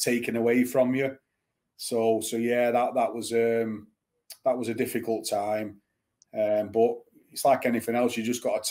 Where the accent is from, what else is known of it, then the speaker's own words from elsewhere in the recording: Bolton, North West England, United Kingdom; also born or lived in Manchester, United Kingdom / Exeter, United Kingdom; Growing up in Bolton and Manchester